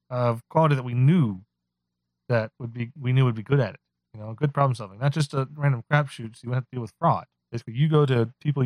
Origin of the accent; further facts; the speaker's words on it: Texas, United States; Although I am from Texas. So if you know I'm from Texas